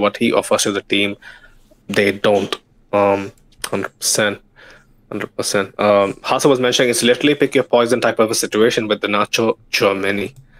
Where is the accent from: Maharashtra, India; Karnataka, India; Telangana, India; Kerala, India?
Kerala, India; first language Malayalam; English is a second language; Savola in my mother tongue, Malayalam. I think, you know, like Kerala has a lot of Portuguese influence, and I see where it comes from.